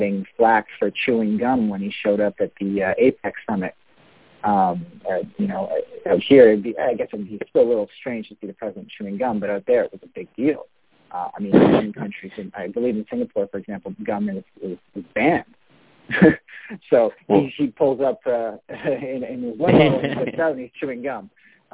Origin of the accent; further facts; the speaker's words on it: Canada; as a Canadian